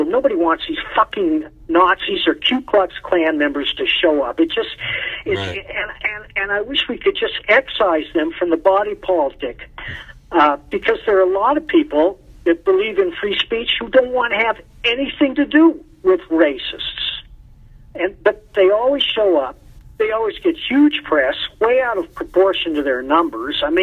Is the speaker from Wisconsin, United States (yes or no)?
yes; Madison, Wisconsin, United States; born there; also born or lived in Boston; now in Colorado, United States; I was born in Madison, but I moved there right after graduating. I lived there for seven years.